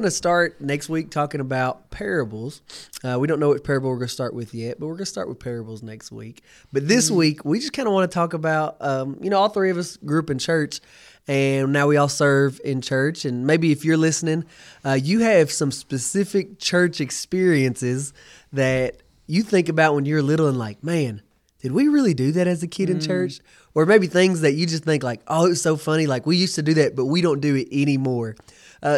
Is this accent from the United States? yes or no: yes; Russellville, Kentucky, United States; I'm from Russellville